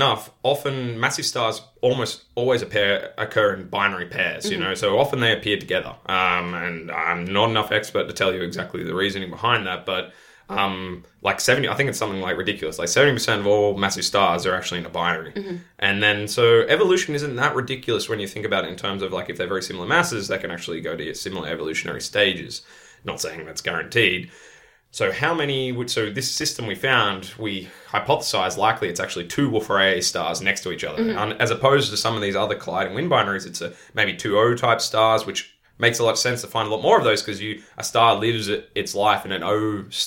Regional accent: Australia; now in Netherlands; It's kind of funny as an Australian to be back in the UK. It's like a shade of my own country.

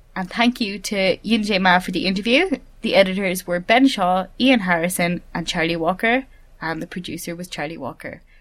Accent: Ireland; I'm Irish, not mm. English

